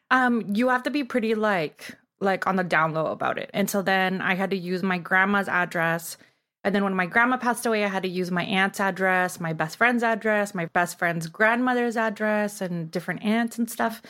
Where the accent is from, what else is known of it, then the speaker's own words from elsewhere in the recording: Tijuana, Baja California, Mexico; now in Los Angeles, United States; So I grew up in Tijuana, and I guess now I would be, like, third generation from Tijuana